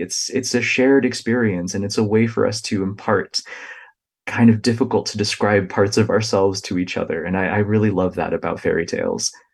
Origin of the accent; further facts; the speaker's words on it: United States; the experiences of my own family that I observed kind of growing up in the United States